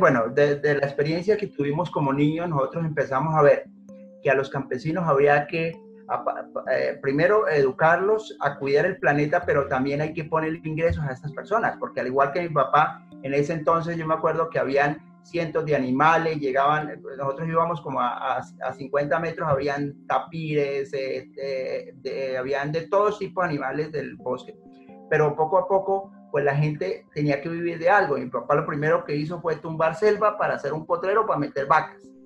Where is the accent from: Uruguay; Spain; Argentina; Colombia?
Colombia; Putumayo; yo soy de origen de Putumayo, eh, campesino